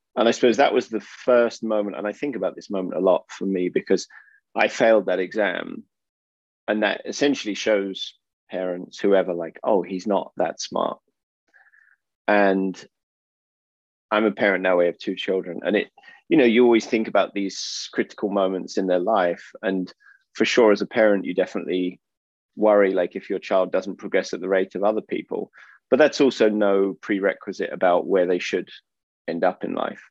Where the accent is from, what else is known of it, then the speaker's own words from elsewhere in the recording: Oxford, South East England, United Kingdom; moved away as an adult; also born or lived in Finland / France / Austria / United States; now in Portugal; I'm from England. I was born um, in Oxford, and I lived in the UK for around 18 years